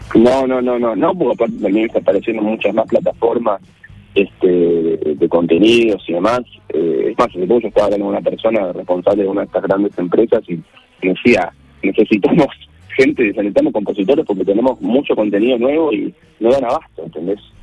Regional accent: Buenos Aires, Argentina; soy porteño

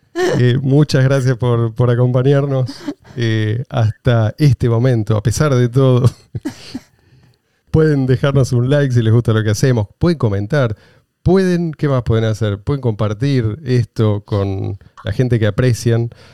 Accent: Argentina; Yo soy argentino

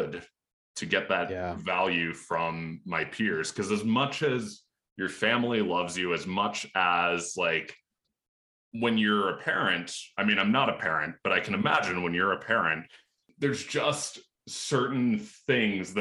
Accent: Lancaster County, Pennsylvania, United States; I grew up in Lancaster County, Pennsylvania, which is very rural

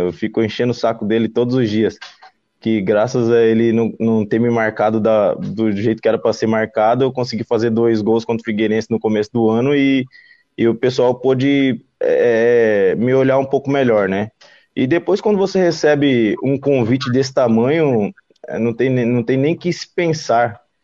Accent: Cuiabá, Mato Grosso, Brazil; now in Florianópolis, Brazil; Eu sou de Cuiabá, não, de Cuiabá, Mato Grosso

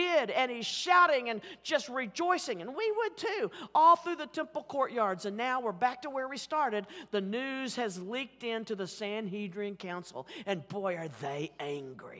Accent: Oklahoma City, Oklahoma, United States; accent: Oklahoma City; my Oklahoma City accent

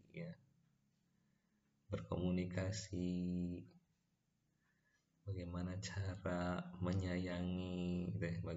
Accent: Bandung, West Java, Indonesia; also born or lived in Ciamis / Garut; dan besar di Garut dan Bandung gitu. bahkan sekarang menetap di Bandung dan bekerja di Tasikmalaya

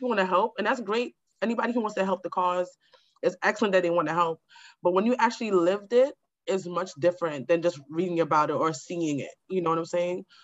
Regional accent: New York City, New York, United States; I grew up in Queens in a home and a house

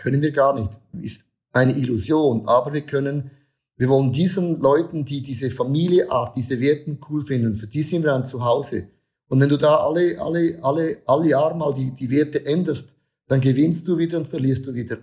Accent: Switzerland; bei uns in der Schweiz, in der Church

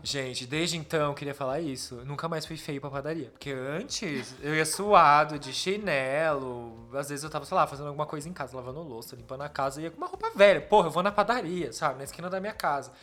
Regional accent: Campinas, São Paulo, Brazil; Eu sou de Campinas.

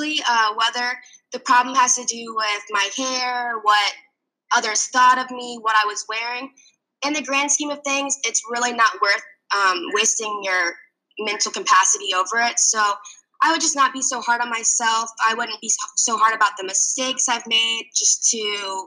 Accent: Fishers, Indiana, United States; moved away as an adult; also born or lived in Florida; I grew up in Fishers, Indiana

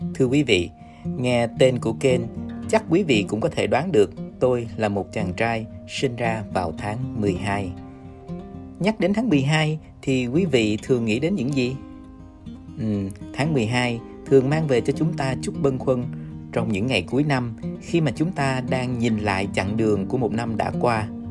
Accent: Ho Chi Minh City, Vietnam; một chàng trai tháng 12 sinh ra và lớn lên ở Sài Gòn

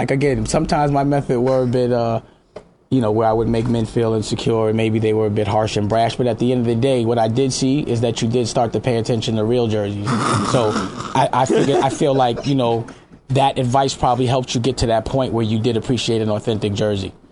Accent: New York City, New York, United States; I'm from Harlem, right? Yes. In Harlem, we cut ass.

